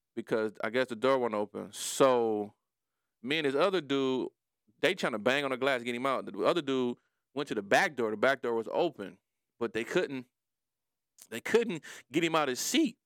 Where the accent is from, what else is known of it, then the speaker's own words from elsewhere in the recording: Detroit, Michigan, United States; I'm from Brightmoor, too.